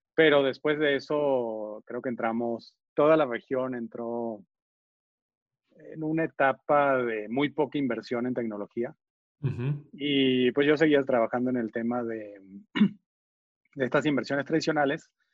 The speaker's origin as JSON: {"language": "Spanish", "country": "Venezuela", "tie": "born or raised there", "also_born_or_lived": "Argentina / Colombia / Boston, United States / New York, United States", "moved": "as an adult", "lives_now": "Mexico", "said": "nací en Argentina, Crecí en Venezuela eh, y, ahí estudié ingeniería de computación."}